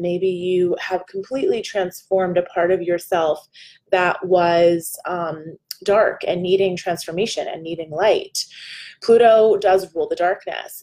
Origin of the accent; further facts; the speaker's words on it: New Jersey, United States; I'm a girl from New Jersey